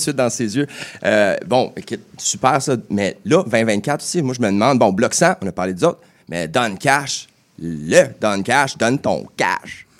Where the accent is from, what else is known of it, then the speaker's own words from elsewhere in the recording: Châteauguay, Quebec, Canada; j'ai grandi à Châteauguay. C'est mon bled.